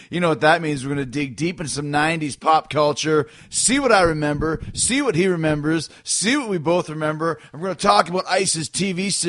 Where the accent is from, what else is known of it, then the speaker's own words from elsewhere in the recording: Winnipeg, Manitoba, Canada; growing up in Canada